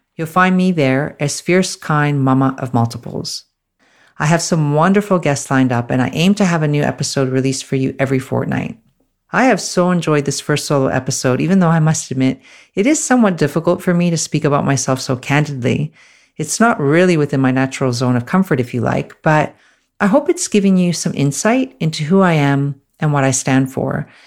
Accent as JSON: {"language": "English", "country": "Canada", "moved": "as an adult", "lives_now": "Australia", "said": "I'm originally from Canada, and I'm currently based in Australia."}